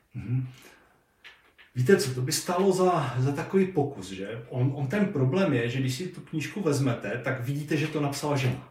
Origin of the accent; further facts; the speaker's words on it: near Orlová, Moravian-Silesian Region, Czechia; nedaleko třeba mého rodiště